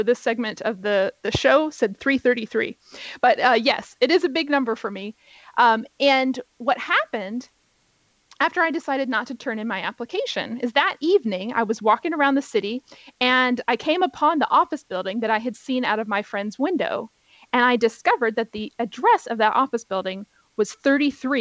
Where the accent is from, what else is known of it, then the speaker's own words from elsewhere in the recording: Virginia, United States; also born or lived in New York; here in Virginia, where both you and I live. This is my home state